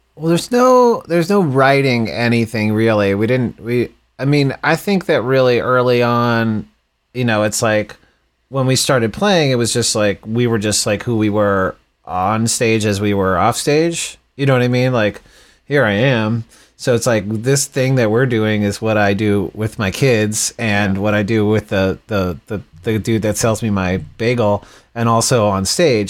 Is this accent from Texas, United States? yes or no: yes; Texas, United States; moved away; also born or lived in Boston / New York City; I grew up in Texas